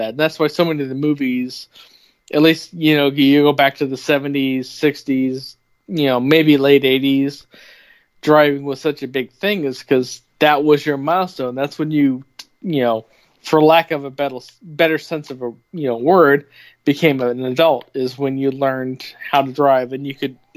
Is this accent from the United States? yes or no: yes; Bloomington, United States; I grew up in Bloomington mostly. I mean, I lived in four different cities before I was 12, but I consider Bloomington where I grew up.